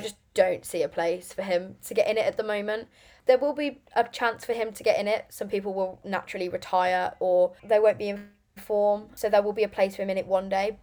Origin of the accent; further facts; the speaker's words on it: Lichfield, West Midlands, United Kingdom; now in Birmingham, United Kingdom; originally I'm from Lichfield